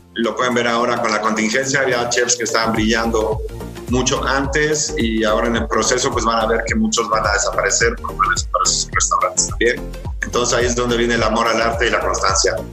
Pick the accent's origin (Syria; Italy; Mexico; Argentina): Mexico; State of Mexico; also born or lived in Paris, France / Yucatán; nací en el Estado de México